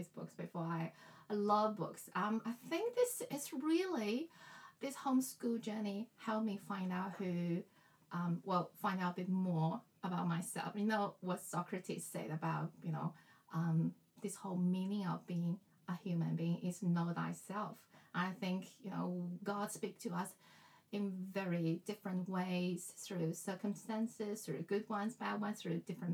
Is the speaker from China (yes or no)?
yes; Shanghai, China; English is a second language; moved away as an adult; now in Australia; I grew up in Shanghai, the education, especially English education, started really young